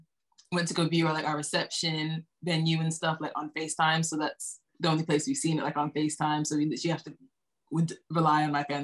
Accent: Florida, United States; I'm 23, and I'm from Florida.

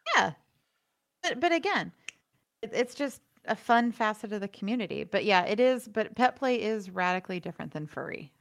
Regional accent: Florida, United States; now in Los Angeles, United States; growing up in Florida where equestrian everything is big

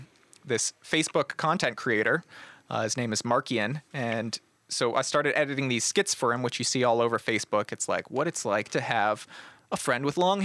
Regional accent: Columbus, Ohio, United States; No, yeah. Columbus.

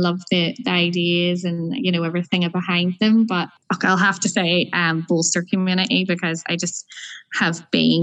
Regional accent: Larne, Northern Ireland, United Kingdom; on my way home to Larne. I'm originally from Larne

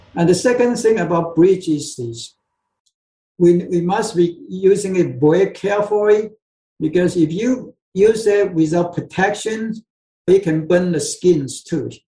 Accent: Taiwan; moved away; I came from Taiwan yeah, in Asia, so so I pretty much drink soy sauce grow up.

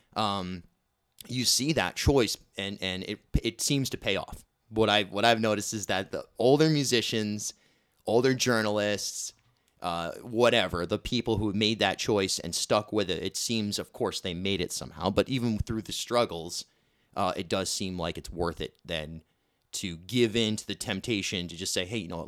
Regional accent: Rhode Island, United States; moved away as an adult; also born or lived in Brooklyn, New York / Newport, Rhode Island; Growing up in Rhode Island

